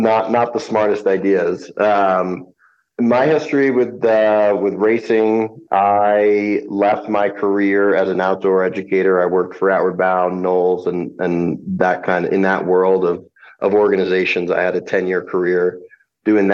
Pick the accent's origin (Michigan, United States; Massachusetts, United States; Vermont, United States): Vermont, United States; now in Anchorage, United States; I grew up in Vermont